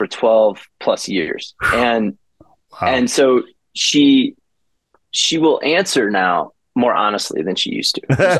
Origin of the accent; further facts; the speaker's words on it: Madison, Wisconsin, United States; also born or lived in Portage, Wisconsin; now in Denver, United States; I grew up in Madison, Wisconsin. Born in Portage, Wisconsin, a smaller town outside of Madison, moved to Madison at a young age.